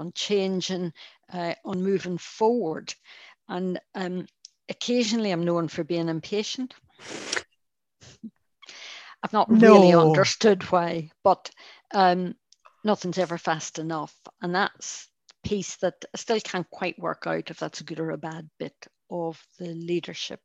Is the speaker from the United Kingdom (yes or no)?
yes; Northern Ireland, United Kingdom; accent: Irish; now in Scotland, United Kingdom; I found growing up in Northern Ireland